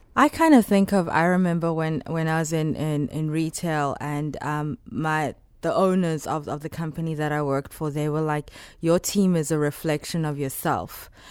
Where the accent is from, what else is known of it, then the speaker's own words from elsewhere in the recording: Johannesburg, Gauteng, South Africa; moved away as an adult; now in Chicago, United States; I'm from South Africa, born and raised in Johannesburg